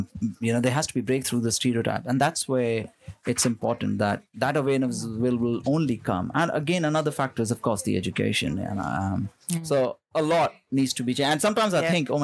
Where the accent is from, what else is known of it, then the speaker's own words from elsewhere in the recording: India; moved away as an adult; now in Melbourne, Australia; I'm from India. I'm born in India, raised in India. I moved to Melbourne when I was 18